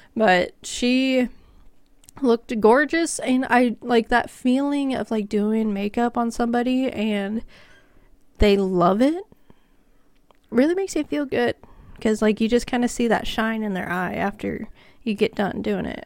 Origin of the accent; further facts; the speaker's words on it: Kansas, United States; I'm from Kansas